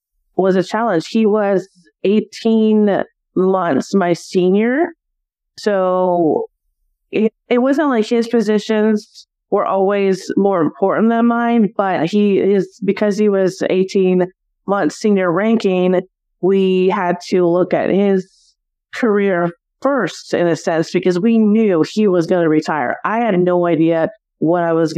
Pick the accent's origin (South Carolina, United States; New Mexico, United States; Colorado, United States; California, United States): California, United States; Simi Valley; moved away; also born or lived in Arizona; I actually grew up in California, in Southern California, in what was a small city back then of Simi Valley